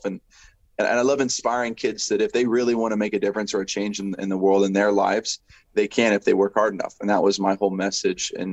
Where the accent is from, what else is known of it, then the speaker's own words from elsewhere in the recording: United States; being an American.